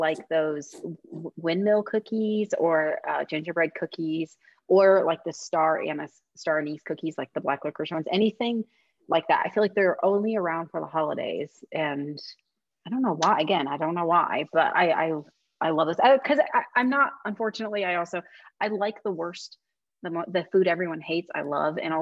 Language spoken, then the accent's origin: English; Midwest, United States; I'm from the Midwest, where casserole is a middle name